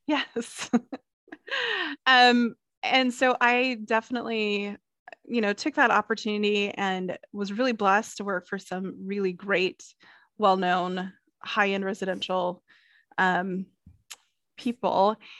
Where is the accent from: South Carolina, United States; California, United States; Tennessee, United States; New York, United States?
South Carolina, United States; Clemson; I grew up in Clemson, South Carolina